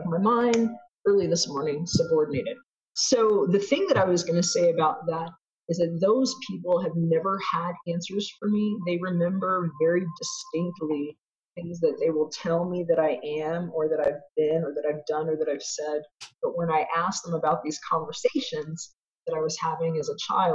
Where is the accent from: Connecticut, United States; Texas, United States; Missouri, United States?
Texas, United States; also born or lived in Brooklyn, New York; I was born in Brooklyn, grew up in Texas